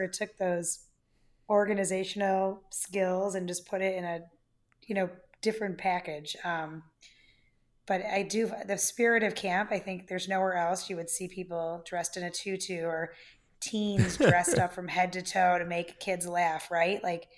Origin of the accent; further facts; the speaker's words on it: Wheeling, Illinois, United States; also born or lived in Buffalo Grove; So starting at three, I grew up in Wheeling in Buffalo Grove.